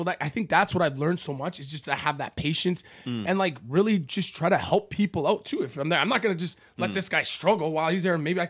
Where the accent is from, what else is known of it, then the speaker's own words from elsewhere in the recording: Canada; Thank God I'm Canadian